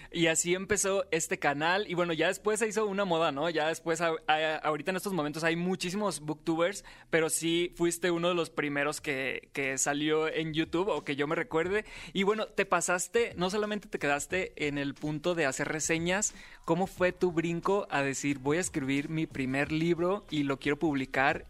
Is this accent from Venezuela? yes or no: no; Mexico; somos mexicanos